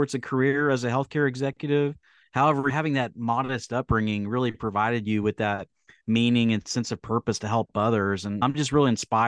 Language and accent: English; Central Texas, United States; I have a similar upbringing growing up in Central Texas